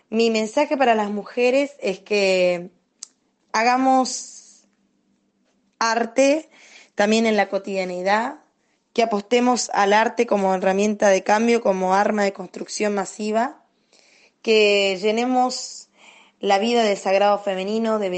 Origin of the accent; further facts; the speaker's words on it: Resistencia, Chaco, Argentina; de Resistencia Chaco, una cantora